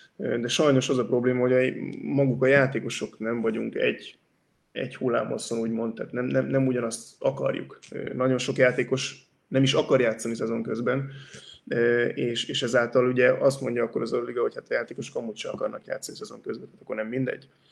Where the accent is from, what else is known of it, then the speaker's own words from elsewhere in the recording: Hungary; now in Barcelona, Spain; a mi részünkről, mint magyarok